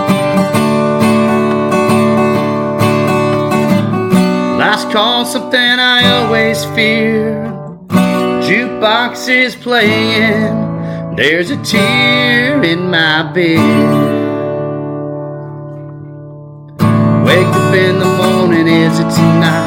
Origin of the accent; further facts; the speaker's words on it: Pinetop-Lakeside, Arizona, United States; Brooke is a friend of mine that I grew up with in Pine Top Lakeside. We are high school friends